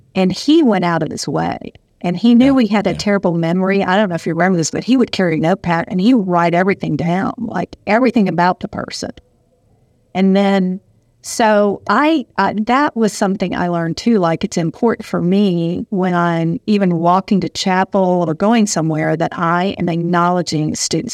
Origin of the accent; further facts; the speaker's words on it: Southern United States, United States; accent: Southern; moved away as an adult; also born or lived in Michigan; I definitely had a Southern accent